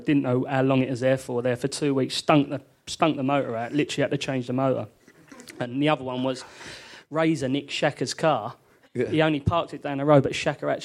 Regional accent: London, United Kingdom; I was brought up in London

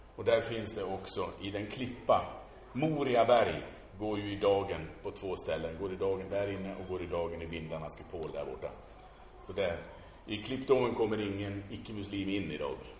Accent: Sweden; som svenskar

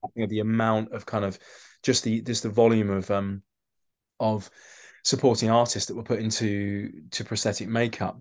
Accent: London, United Kingdom; I'm from London

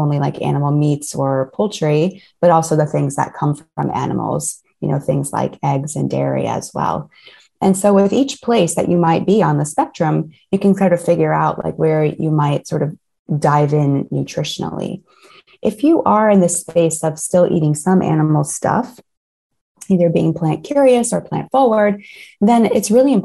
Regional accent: Ohio, United States; I grew up in Ohio in the States

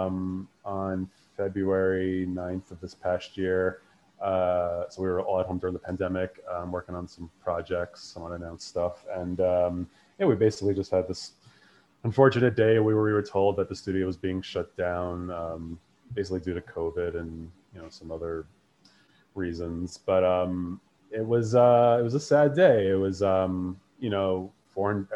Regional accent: New York City, New York, United States; I'm from New York, from Queens originally

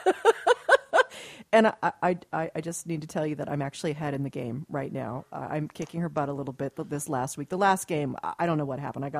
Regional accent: Dayton, Ohio, United States; I was born there

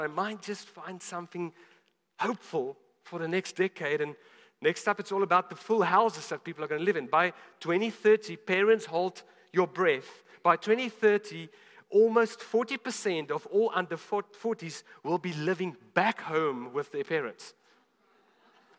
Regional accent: South Africa; as a South African.

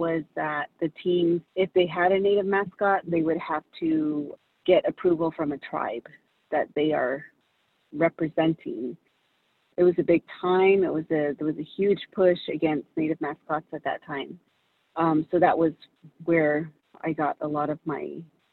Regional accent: Big Mountain and Forest Lake area, Arizona, United States; also born or lived in Kansas; I'm from the Navajo Nation, an area called Big Mountain and Forest Lake area

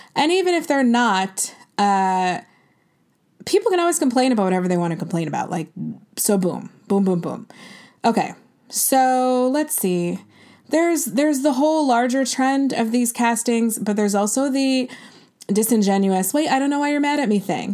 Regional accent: United States

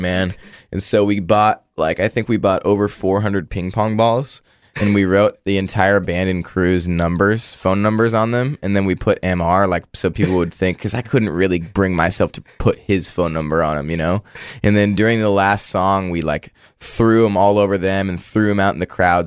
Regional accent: Orangevale, California, United States; I grew up in a town called Orangeville, and, uh, it's outside of Sacramento

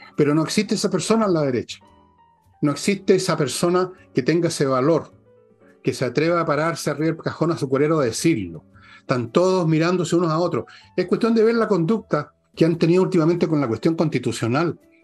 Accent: Chile; somos todos chilenos

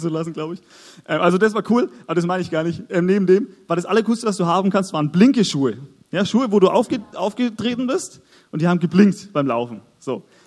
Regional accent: Augsburg, Bavaria, Germany; moved away as an adult; also born or lived in Nuremberg; wir kommen beide aus Augsburg. Wir sind dort aufgewachsen

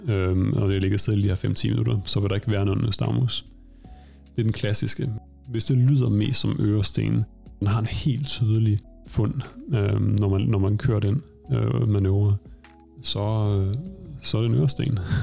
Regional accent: Denmark; moved away as an adult; now in Stockholm, Sweden; Jeg er oprindeligt fra Danmark og har taget min uddannelse via Danmark

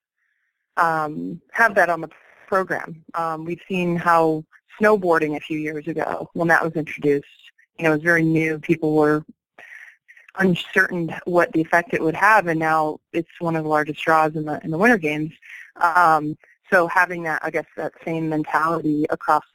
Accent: California, United States; moved away; I'm from California originally

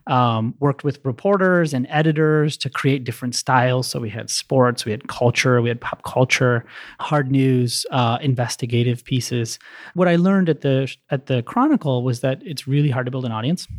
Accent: Maryland, United States; also born or lived in San Francisco; now in Chicago, United States; I grew up in Maryland, and I currently stay in Pilsen.

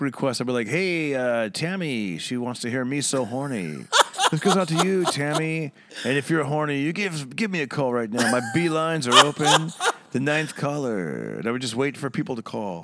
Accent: Fresno, California, United States; also born or lived in San Jose, California; now in Los Angeles, United States; Central California, Fresno, California. And, uh, yes, I grew up there

